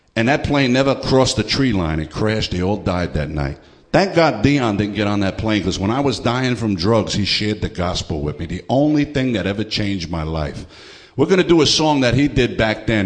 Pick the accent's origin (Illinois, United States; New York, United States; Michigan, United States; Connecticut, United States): New York, United States; New York City; when I was growing up in the Bronx